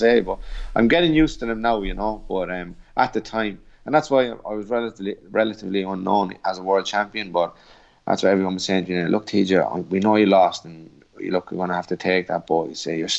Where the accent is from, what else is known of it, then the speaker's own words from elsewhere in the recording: Portlaoise, Leinster, Ireland; the …